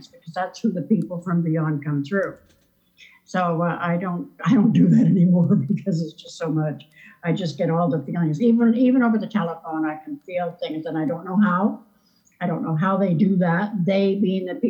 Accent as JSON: {"language": "English", "town": "Keswick", "region": "Ontario", "country": "Canada", "tie": "born or raised there", "also_born_or_lived": "Western Canada", "moved": "yes", "lives_now": "Somerset, Prince Edward Island, Canada", "said": "I was in Keswick, Ontario on Lake Simcoe"}